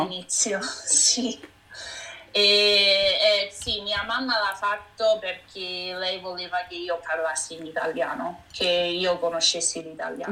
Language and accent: Italian; Vancouver, British Columbia, Canada; also born or lived in Sperlonga, Lazio, Italy (parents' origin); sono nata e cresciuta qui a Vancouver